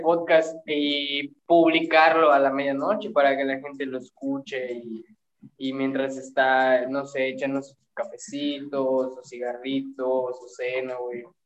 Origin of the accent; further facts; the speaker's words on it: Mexico; somos mexicanos